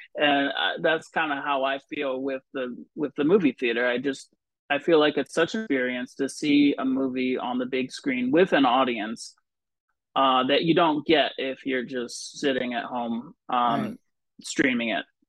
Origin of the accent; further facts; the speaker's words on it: Vermont, United States; moved away; also born or lived in New Jersey; I grew up in a kind of a small town in Vermont